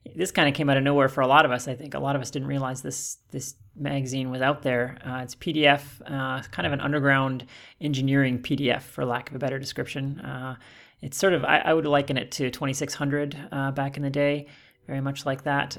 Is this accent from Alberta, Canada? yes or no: yes; Calgary, Alberta, Canada; I'm from Calgary